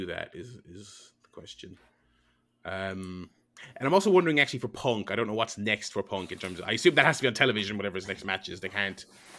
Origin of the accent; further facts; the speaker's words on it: Brooklyn, New York, United States; Yeah, I'm from Brooklyn.